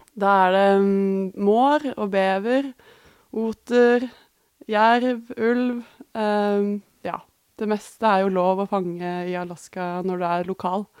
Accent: Norway; hjemme i Norge.

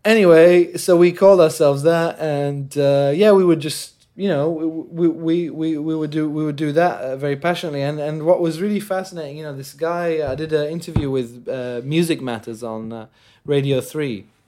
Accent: Jordan; moved away; also born or lived in England; growing up in Jordan

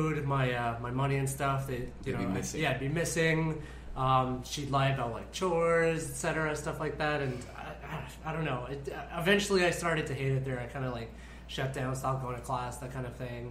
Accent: Vancouver, British Columbia, Canada; also born or lived in Toronto; now in Philippines; I got into UBC, which is in my hometown of Vancouver

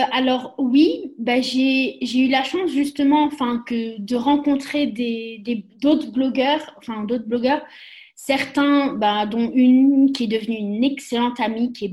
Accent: France; moved away as an adult; also born or lived in Austria / Germany; je suis française

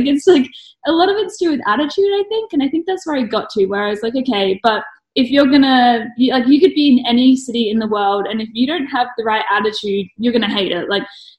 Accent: Brisbane, Queensland, Australia; also born or lived in Melbourne; now in Adelaide, Australia; I was born in Melbourne, grew up in Brisbane. I moved here and studied graphic design at UniSA.

